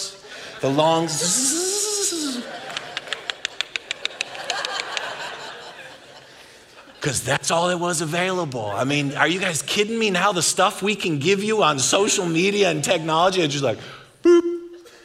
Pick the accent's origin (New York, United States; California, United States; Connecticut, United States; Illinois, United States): New York, United States; Buffalo; now in Texas, United States; I'm from Buffalo